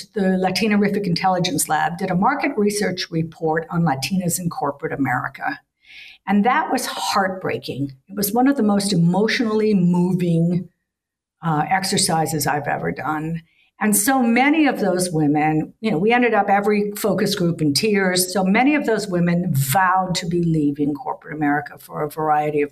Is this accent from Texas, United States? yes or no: no; Miami, Florida, United States; moved away as an adult; also born or lived in New York / Perth, Australia / Bali / Malaysia; I grew up in Miami, I worked in New York, I went to the Pacific Rim